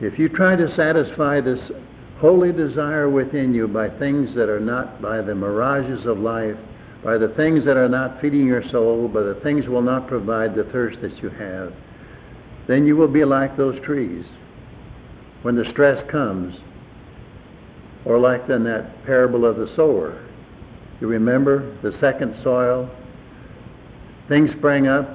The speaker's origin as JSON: {"language": "English", "region": "Wisconsin", "country": "United States", "tie": "born or raised there", "moved": "yes", "said": "where I grew up in Wisconsin, had a mile of ice on top of it"}